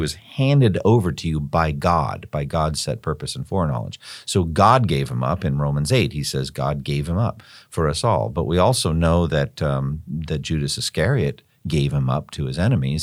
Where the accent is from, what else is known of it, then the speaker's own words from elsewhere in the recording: Boston, Massachusetts, United States; also born or lived in Raleigh-Durham-Chapel Hill, North Carolina; now in Raleigh-Durham area, United States; my hometown, Boston and Cambridge